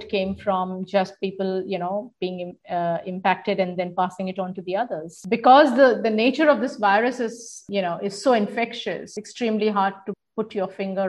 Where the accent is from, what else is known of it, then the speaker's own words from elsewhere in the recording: Australia; I was personally taken aback because I see myself both as an Australian and as